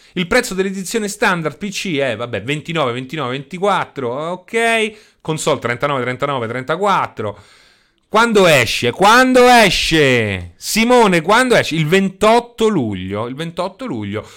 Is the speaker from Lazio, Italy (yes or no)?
yes; Rome, Lazio, Italy; io so sono di Roma